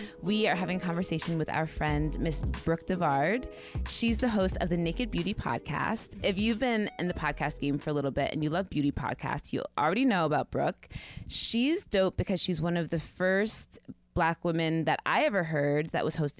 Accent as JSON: {"language": "English", "area": "the Catskills", "region": "New York", "country": "United States", "tie": "born or raised there", "said": "I grew up in the Catskills"}